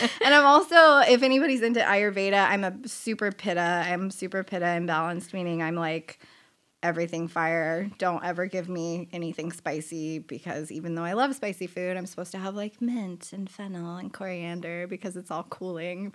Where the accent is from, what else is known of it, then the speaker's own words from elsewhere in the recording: San Diego, California, United States; I grew up in Rancho Bernardo